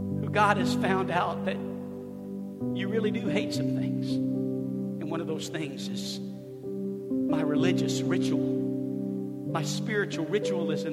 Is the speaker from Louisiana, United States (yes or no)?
yes; New Orleans, Louisiana, United States; moved away as an adult; also born or lived in Chicago; Born and raised in New Orleans, college in Chicago, and married a girl from LA.